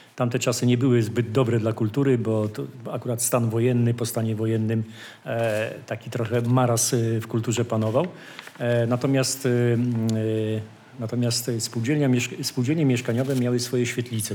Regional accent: Wołów, Lower Silesian Voivodeship, Poland; jestem z Wołowa

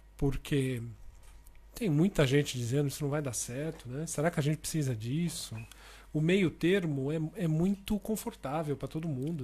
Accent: Brazil; accent: Brazilian; moved away as an adult; now in Portugal; eu sou publicitário, criativo, brasileiro, como todo mundo já deve ter percebido pelo meu sotaque

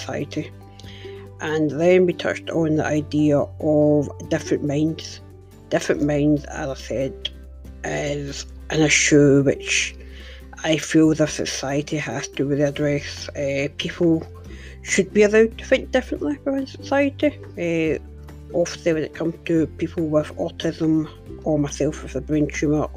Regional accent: Glasgow, Scotland, United Kingdom; my hometown of Glasgow

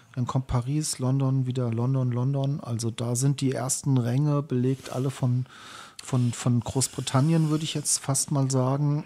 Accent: Schlüchtern, Hesse, Germany; ich bin aufgewachsen in Schlüchtern

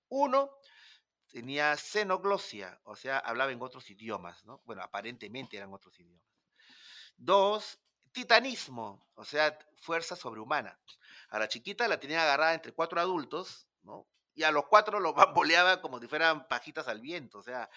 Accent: Peru; un peruano solo, nadie me conocía ahí, no estaba en mi país

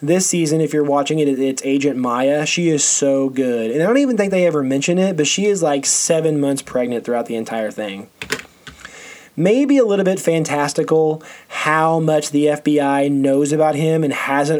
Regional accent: Missouri, United States; I'm from Missouri. I grew up going to Lake of the Ozarks.

